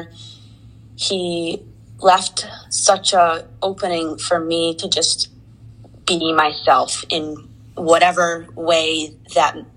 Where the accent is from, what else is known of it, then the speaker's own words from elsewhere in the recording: Jackson, New Jersey, United States; I'm from a small town in New Jersey called Jackson